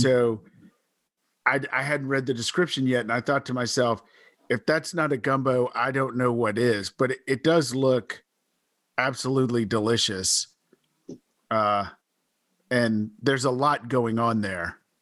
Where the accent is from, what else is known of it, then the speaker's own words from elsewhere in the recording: Baton Rouge, Louisiana, United States; I grew up in Baton Rouge